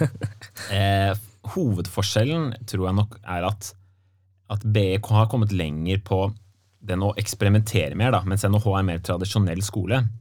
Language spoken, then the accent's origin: Norwegian; Nøtterøy, Vestfold, Norway; Ja, solkysten, vet du.